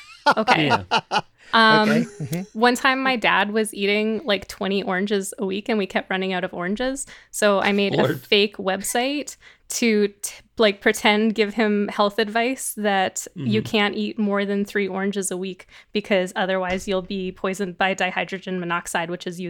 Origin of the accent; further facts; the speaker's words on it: Canada; I am Canadian for everyone else because I didn't explain